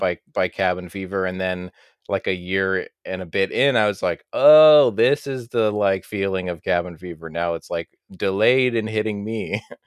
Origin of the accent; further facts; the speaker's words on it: Canada; as a Canadian, like, you know, born in, in the eighties and grew up late eighties into the nineties